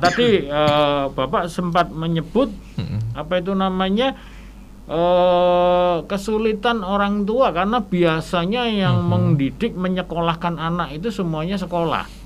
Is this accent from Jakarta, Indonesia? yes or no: no; Surabaya, East Java, Indonesia; saya berasal dari Surabaya